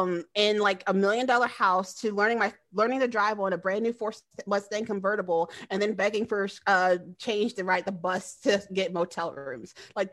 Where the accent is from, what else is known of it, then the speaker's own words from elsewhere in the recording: Australia; accent: Australian; I'm Aboriginal. I'm from Australia.